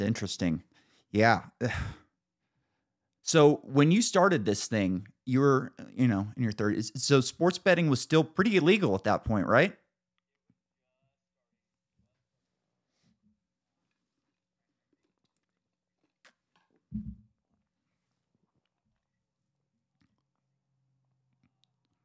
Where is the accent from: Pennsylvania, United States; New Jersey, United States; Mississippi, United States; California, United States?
California, United States; moved away as an adult; now in Boise, United States; I'm from California. I live in Boise now